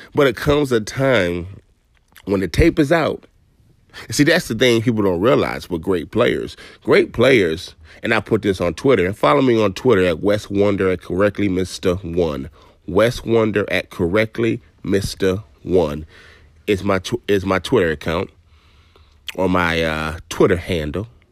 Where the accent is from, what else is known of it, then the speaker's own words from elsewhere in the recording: New York, United States; My mother lived in New York while I was born in New York